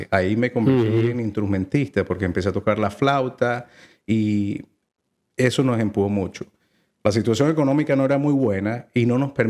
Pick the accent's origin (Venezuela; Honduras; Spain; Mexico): Venezuela; Mérida; yo soy de los Andes de Venezuela, una ciudad que se llama Mérida. Allí nací.